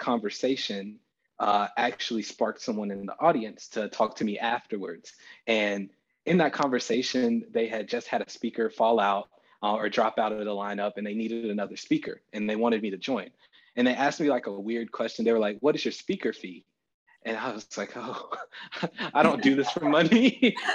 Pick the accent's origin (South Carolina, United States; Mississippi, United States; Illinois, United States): South Carolina, United States; Dillon; moved away as an adult; also born or lived in Texas; I'm originally from Dillon, South Carolina, born and raised in South Carolina and North Carolina